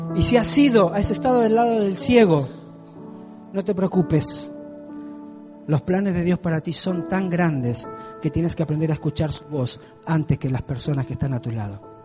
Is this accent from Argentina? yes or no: yes; Argentina; moved away; yo soy de un pueblo muy pequeño en Argentina, súper bonito